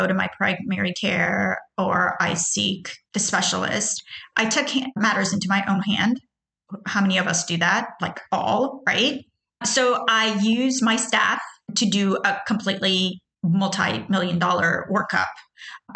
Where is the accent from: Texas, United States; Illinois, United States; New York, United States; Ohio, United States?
Texas, United States; Houston; also born or lived in Tehran, Iran; I was born in Tehran, Iran. I immigrated to the U.S., which is basically in Houston, Texas, at the age of 10